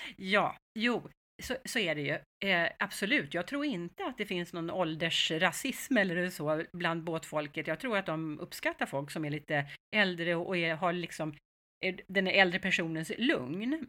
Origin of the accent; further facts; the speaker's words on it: Stockholm, Stockholm County, Sweden; also born or lived in Mallorca, Spain; vi är ju stockholmare